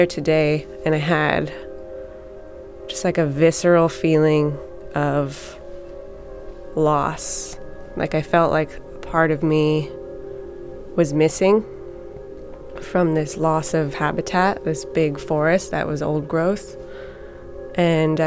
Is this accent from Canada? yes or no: yes; Tsycum, British Columbia, Canada; I'm from Sycam, so I'm part of that.